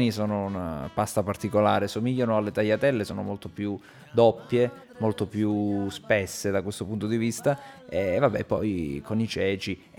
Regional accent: Trentino-Alto Adige, Italy; moved away as an adult; also born or lived in Padua; Io ho lasciato, ho lasciato la mia terra per andare a studiare a Padova fin dalla triennale

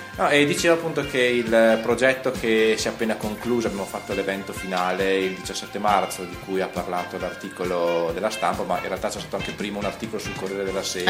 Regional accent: Trento, Trentino-Alto Adige, Italy; io sono di Trento

